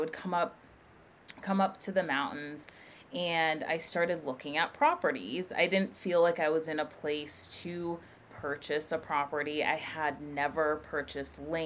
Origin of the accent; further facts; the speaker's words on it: New Hampshire, United States; also born or lived in Boston; I'm originally from New Hampshire, born and raised. I grew up in a small town